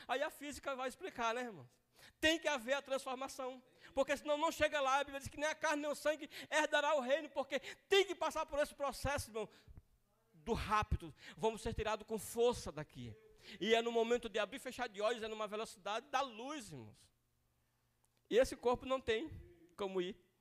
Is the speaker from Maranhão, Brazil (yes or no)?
yes; Maranhão, Brazil; accent: maranhês; moved away; Lá na minha cidade, no Maranhão